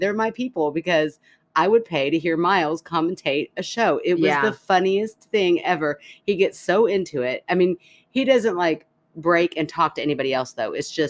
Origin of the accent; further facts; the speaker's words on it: Canada; I'm Canadian. We get through